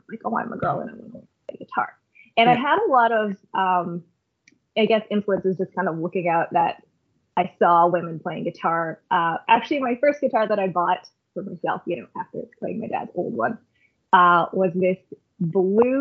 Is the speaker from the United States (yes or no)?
no; Canada; I grew up here in Canada